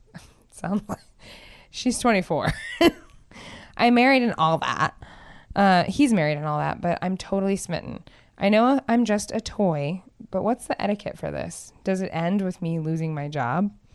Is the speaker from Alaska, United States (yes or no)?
yes; Palmer, Alaska, United States; I'm from Palmer. Palmer's a small town